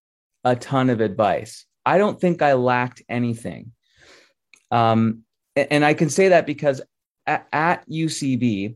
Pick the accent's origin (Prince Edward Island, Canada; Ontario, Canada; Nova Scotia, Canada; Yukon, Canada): Nova Scotia, Canada; Halifax; born there; I was born in Halifax in 1977.